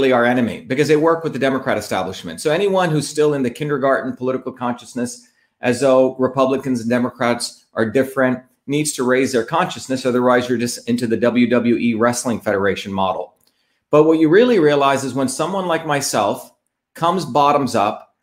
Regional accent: India; now in United States; when I grew up in India

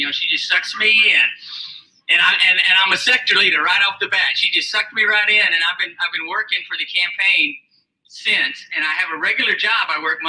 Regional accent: Texas, United States; moved away; also born or lived in Billerica, Massachusetts; I'm from Texas.

